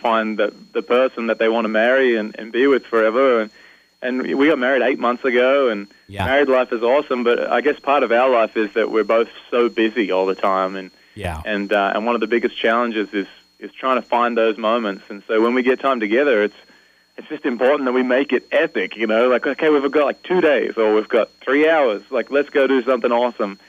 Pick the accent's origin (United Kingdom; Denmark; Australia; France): Australia; Newcastle, New South Wales; my hometown of Newcastle, New South Wales, Australia